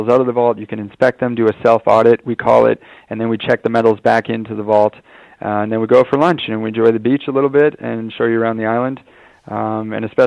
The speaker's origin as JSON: {"language": "English", "country": "Canada", "said": "I being a Canadian myself"}